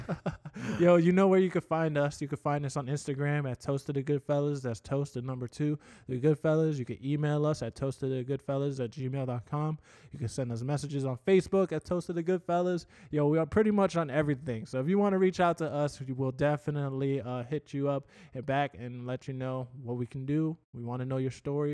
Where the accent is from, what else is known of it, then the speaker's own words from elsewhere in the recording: Port Charlotte, Florida, United States; now in Fort Myers, United States; I came from Port Charlotte in terms of, like, my high school